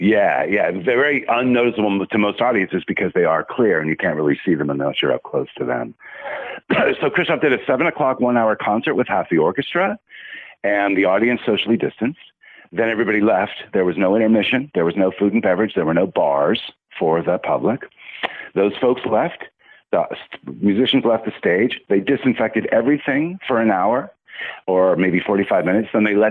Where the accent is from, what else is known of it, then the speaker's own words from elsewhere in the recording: California, United States; moved away as an adult; now in Chicago, United States; I'm a Californian